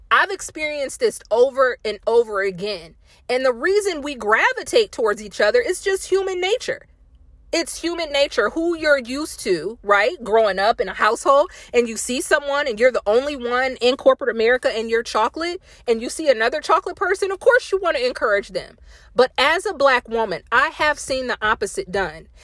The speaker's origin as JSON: {"language": "English", "region": "Indiana", "country": "United States", "also_born_or_lived": "Fayetteville, North Carolina", "moved": "as an adult", "said": "I'm from Indiana"}